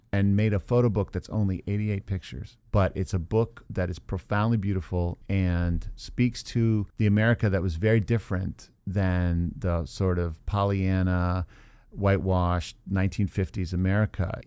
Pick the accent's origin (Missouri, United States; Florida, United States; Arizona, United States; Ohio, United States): Ohio, United States; Beavercreek; I was growing up in Beaver Creek, Ohio